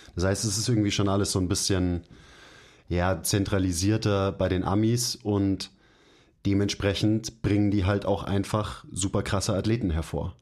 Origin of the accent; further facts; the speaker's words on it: Germany; bei uns in Deutschland